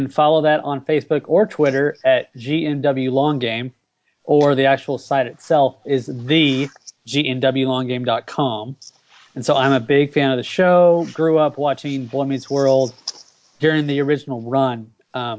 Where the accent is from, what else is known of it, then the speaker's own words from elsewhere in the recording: Texas, United States; I am from Texas, born and raised in Texas, still live here and will probably live here my whole life